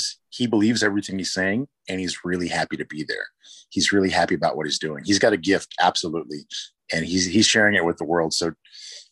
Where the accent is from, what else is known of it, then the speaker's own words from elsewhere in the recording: San Jose, California, United States; now in Portland, United States; I grew up in San Jose